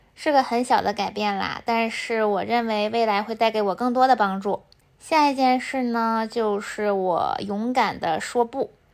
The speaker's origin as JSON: {"language": "Chinese", "region": "Heilongjiang", "country": "China", "moved": "yes", "lives_now": "Beijing, China", "said": "我虽然来自后弦大省黑龙江，但是我的吃咸吃辣能力都有点差"}